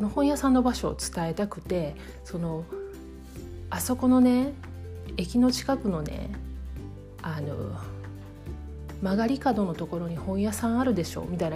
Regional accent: Kansai, Japan; accent: Kansai-ben; moved away; also born or lived in Tokyo; 関西人の私

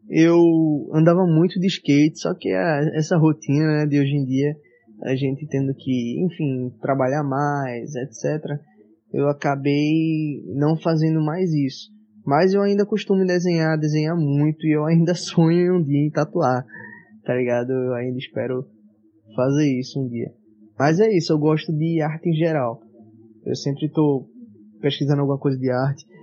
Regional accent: Olinda, Pernambuco, Brazil; moved away; realmente da minha terra, assim, a primeira terra que eu morei, Olinda, que fala que, poxa, agora eu só, volto lá às vezes no carnaval. Eu ainda, eu ainda tenho família lá, mas eu volto só no carnaval

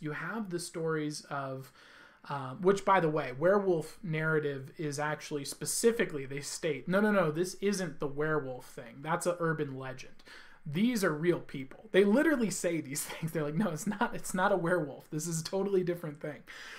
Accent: California, United States; I came from California, also known as Hell, which is the just the worst state in the whole country.

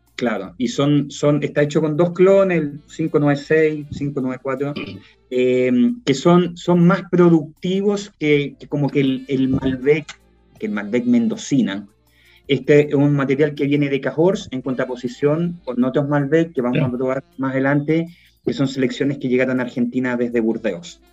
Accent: Quillota, Valparaíso, Chile; also born or lived in Viña del Mar; yo soy de Quillota, nací, nací en Viña, me crié en Quillota, estuve en el Colegio Marista de, Quillota hasta los 18 años

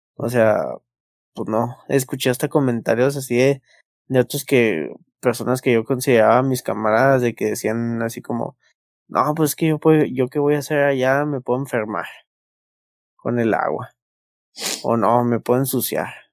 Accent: Hidalgo del Parral, Chihuahua, Mexico; now in Chihuahua, Mexico; para nosotros en Parral

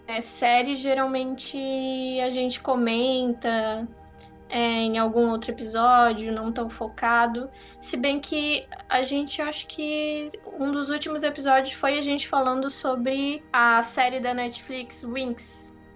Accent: Santa Catarina, Brazil; accent: catarinense; eu sou catarinense mesmo

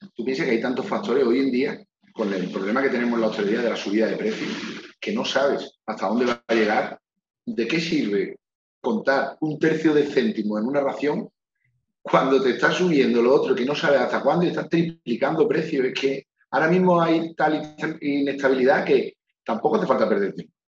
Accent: Málaga, Andalusia, Spain; que yo mi Málaga la defienda capa y espada

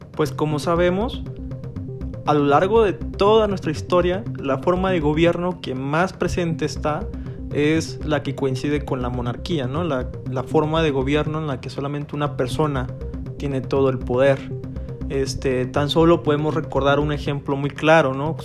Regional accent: Mexico; los que somos de México

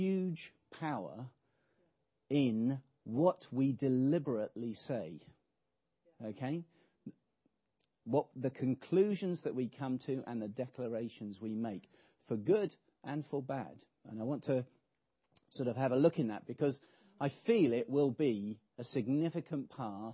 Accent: England, United Kingdom; we're English

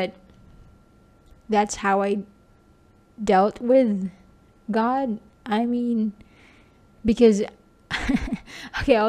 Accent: southern Philippines, Philippines; I'm from the Philippines, by the way, if you don't know. And I'm from the southern part of the Philippines.

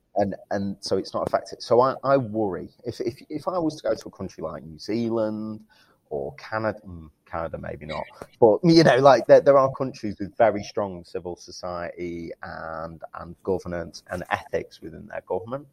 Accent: Manchester, North West England, United Kingdom; accent: Mancunian; my Mancunian accent

